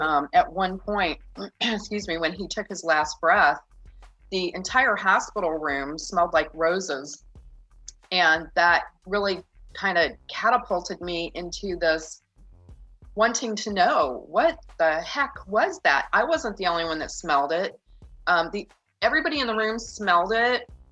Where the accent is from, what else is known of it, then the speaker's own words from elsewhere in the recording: Union, Michigan, United States; moved away as an adult; also born or lived in Indiana / Texas / New Mexico; I grew up in Union, Michigan, a very tiny, tiny little town